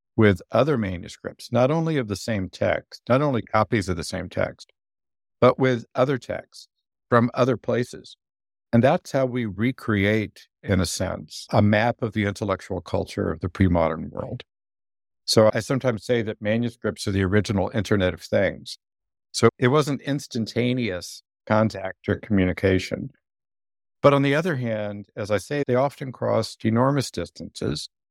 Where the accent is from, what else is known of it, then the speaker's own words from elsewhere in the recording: United States; I'm an American